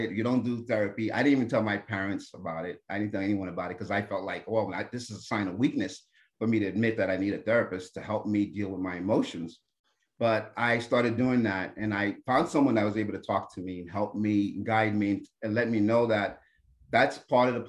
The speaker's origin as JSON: {"language": "English", "region": "New Jersey", "country": "United States", "tie": "born or raised there", "said": "I'm Haitian-American. I was born in America, in New Jersey, but my parents are from Haiti."}